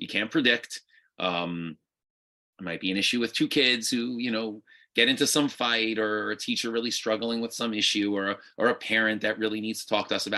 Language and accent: English; New York, United States; also born or lived in Boca Raton, Florida / Israel; I grew up in New York and went to different yeshivas my whole life